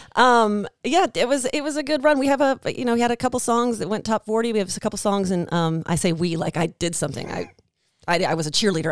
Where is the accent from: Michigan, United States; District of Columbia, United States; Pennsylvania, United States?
District of Columbia, United States; Washington; moved away as an adult; now in Nashville, United States; I grew up in Washington, D C